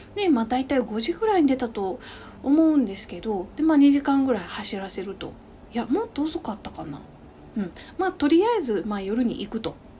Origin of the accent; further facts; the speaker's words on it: Kyoto, Japan; also born or lived in London; 私の実家の京都